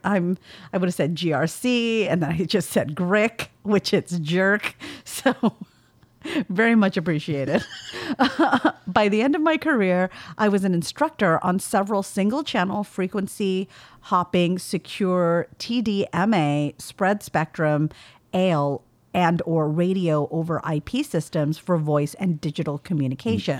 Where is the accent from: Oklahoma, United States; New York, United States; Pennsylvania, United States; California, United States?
California, United States; accent: valley girl; my accent is quite heavily valley girl, having grown up in California in the nineties.